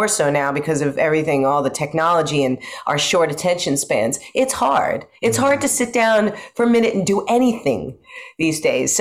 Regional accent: Long Island, New York, United States; also born or lived in London; now in Brooklyn, United States; I was born and raised on Long Island.

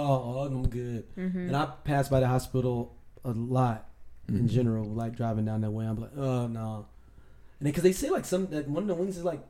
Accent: St. Louis, Missouri, United States; we're from St. Louis

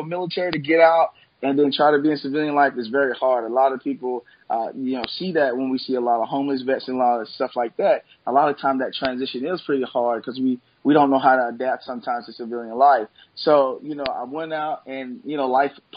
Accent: Memphis, Tennessee, United States; I was born and raised here in Memphis, Tennessee.

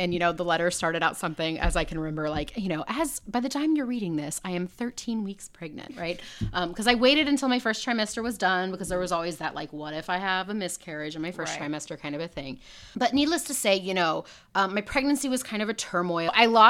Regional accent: Houston, Texas, United States; I am from Texas, Houston originally.

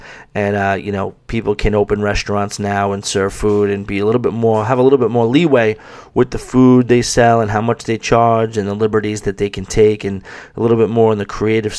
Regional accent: United States; us big bad Americans

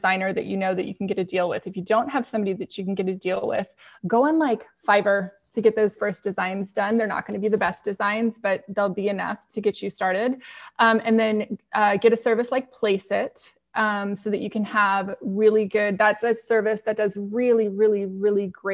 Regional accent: San Diego, California, United States; I grew up in San Diego

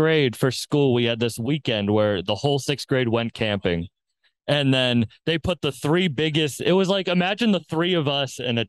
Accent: Cape Cod, Massachusetts, United States; I was born on Cape Cod.

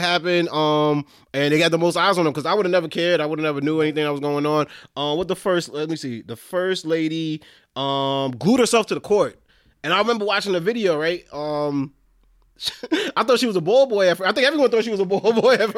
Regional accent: New York City, New York, United States; I'm from Brooklyn

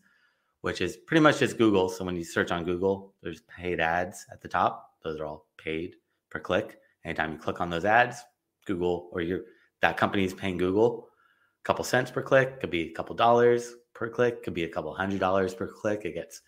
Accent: Los Angeles, California, United States; I grew up in Los Angeles

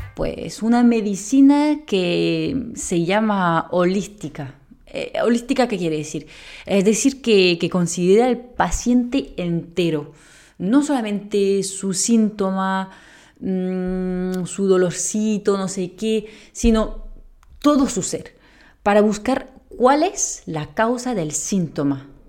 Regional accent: France; Spanish is a second language; moved away as an adult; now in Spain; muy española no sueno, pues soy francesa

